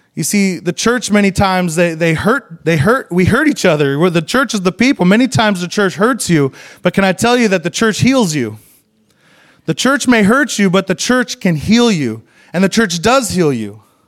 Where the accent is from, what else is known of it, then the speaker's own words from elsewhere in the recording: Idaho, United States; moved away; it's where I'm from. I grew up in Idaho, so I went home to Idaho